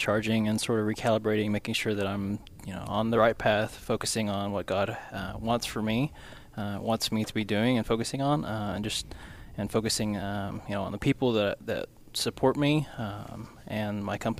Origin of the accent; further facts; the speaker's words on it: Rogers, Arkansas, United States; I am from here, from Rogers, Arkansas.